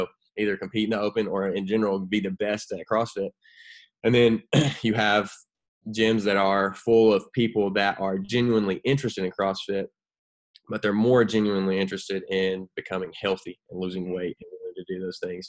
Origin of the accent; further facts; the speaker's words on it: Knoxville, Tennessee, United States; born in Knoxville, so you know, that's my home state